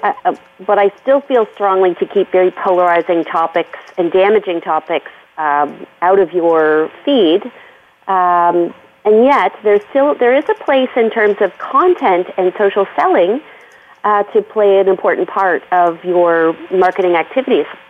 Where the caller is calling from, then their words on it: Aurora, Ontario, Canada; I'm calling from my home in Aurora, which is just north of uh, Toronto.